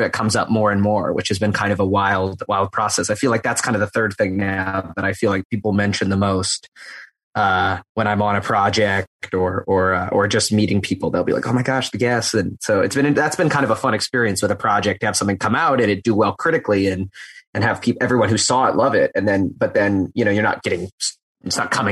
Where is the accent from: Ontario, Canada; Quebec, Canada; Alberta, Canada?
Alberta, Canada; Edmonton; moved away as an adult; I'm Canadian originally, and I grew up in Edmonton, Alberta, in Canada